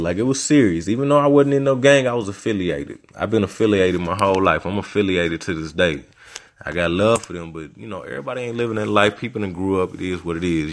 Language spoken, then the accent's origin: English; Little Rock, Arkansas, United States; also born or lived in Louisiana; I'm from Little Rock